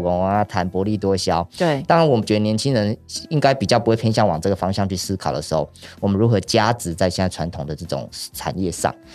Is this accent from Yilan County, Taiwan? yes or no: yes; Yilan, Yilan County, Taiwan; accent: Yilan accent; 是在宜兰这块土地上长大。嗯哼。那现在是在礁溪这边种稻子